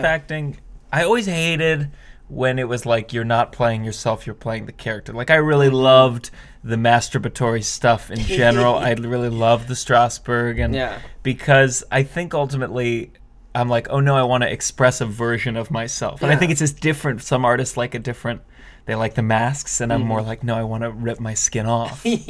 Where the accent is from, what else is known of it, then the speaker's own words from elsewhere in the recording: Maryland, United States; So Maryland, originally.